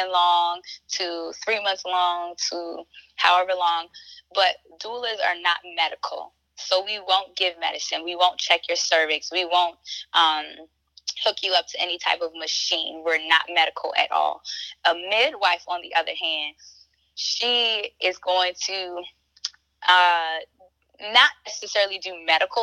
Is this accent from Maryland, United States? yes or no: yes; Baltimore, Maryland, United States; I'm a Black woman and I'm from Baltimore